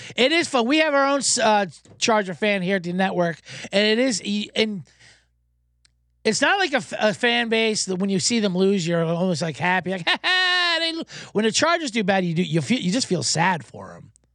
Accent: New Jersey, United States; I'm from Jersey

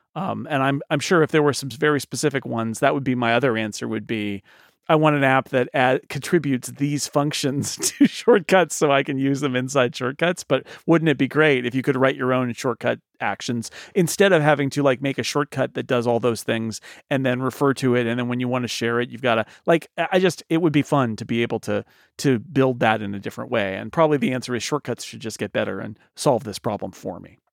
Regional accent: United States; I'm from the United States

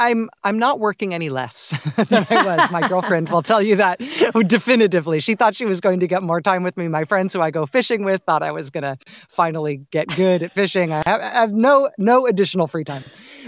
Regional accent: Castro Valley, California, United States; My parents still live in the house that I grew up in Castro Valley. I still have lots of ties to the Bay Area.

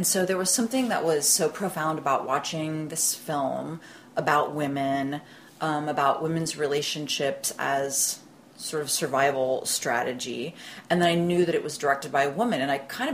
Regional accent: Columbus, Ohio, United States; I was working at the kind of art house movie theater in Columbus, Ohio, which is my hometown

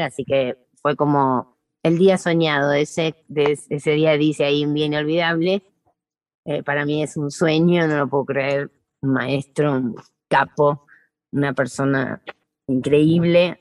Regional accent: Buenos Aires, Argentina; moved away as an adult; now in Salta, Argentina; yo nací en la ciudad, soy de Buenos Aires

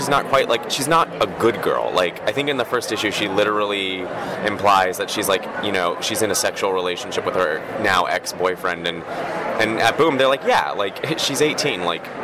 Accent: Los Angeles, California, United States; I'm from Los Angeles

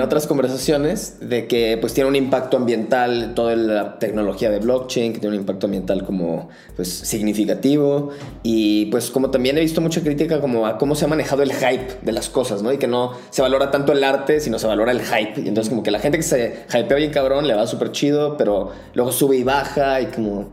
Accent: Guadalajara, Jalisco, Mexico; moved away as an adult; now in Mexico City, Mexico; yo soy de Guadalajara

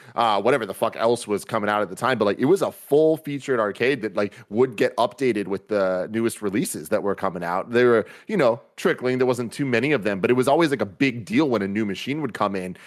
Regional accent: San Francisco, California, United States; growing up in San Francisco

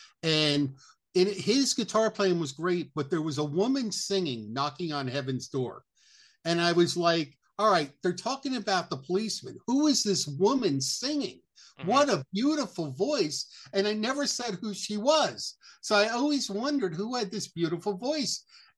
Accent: Neptune, New Jersey, United States; now in Ocean Grove, United States; I grew up in Neptune, which is the town adjacent to Asbury Park.

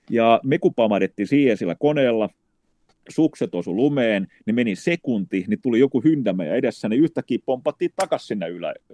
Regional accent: Finland; Niin mä sanoin, että me ollaan Suomesta.

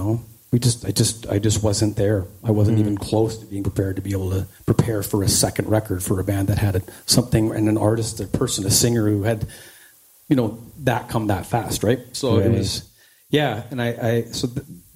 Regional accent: Langley, British Columbia, Canada; also born or lived in New Westminster, British Columbia / Surrey, British Columbia; So I grew up I was born in New Westminster, BC, and my parents had me in like the Newton area of Surrey until I was about six. It was a pretty rough neighborhood. So we moved to a new area, Walnut Grove in North Langley, just along the Fraser River. And I still live in the same area, just down the street. It was a great place to grow up

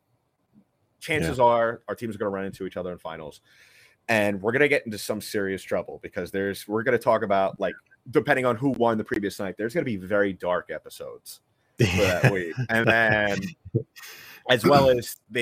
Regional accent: New York City, New York, United States; born and raised in New York City, you know, grew up listening to WFAN

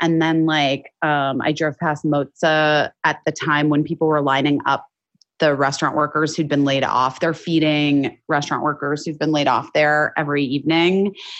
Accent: Arizona, United States; moved away as an adult; now in Los Angeles, United States; I grew up in Arizona and then I moved here when I was 18 for college.

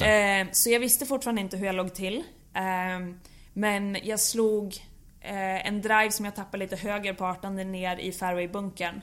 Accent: Bollnäs, Gävleborg County, Sweden; jag växte upp på Bollnäs Golfklubb

